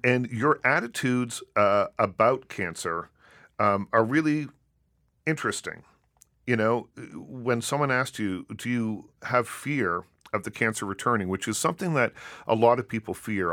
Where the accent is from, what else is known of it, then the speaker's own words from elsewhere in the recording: Nova Scotia, Canada; I grew up in Nova Scotia